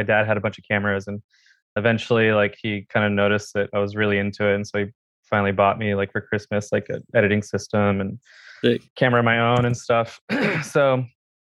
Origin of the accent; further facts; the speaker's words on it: Watsonville, California, United States; I grew up in a town called Watsonville, which is like, it's like the ghetto of San Diego.